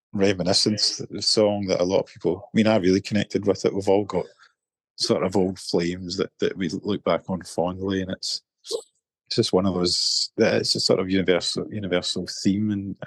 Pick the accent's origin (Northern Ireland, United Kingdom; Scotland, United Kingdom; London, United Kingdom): Scotland, United Kingdom; Irvine; also born or lived in Glasgow; my hometown in Irvine